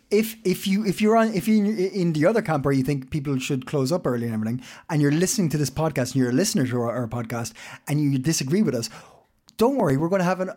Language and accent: English; Ireland; now in Copenhagen, Denmark; am Irish